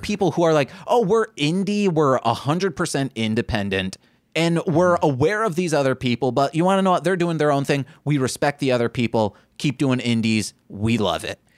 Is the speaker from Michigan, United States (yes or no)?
yes; Michigan, United States; we are from Michigan